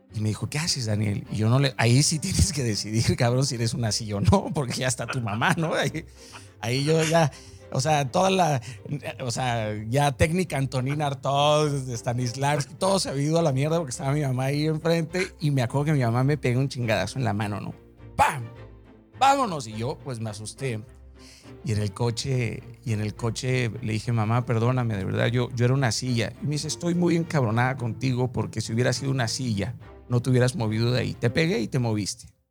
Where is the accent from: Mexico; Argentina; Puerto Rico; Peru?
Mexico; Mazatlán, Sinaloa; yo soy de Mazatlán, Sinaloa